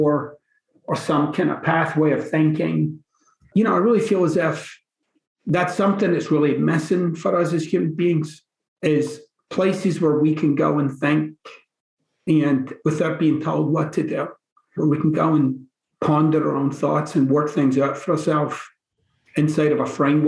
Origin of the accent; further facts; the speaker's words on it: Glasgow, Scotland, United Kingdom; moved away; I'm from the East End of Glasgow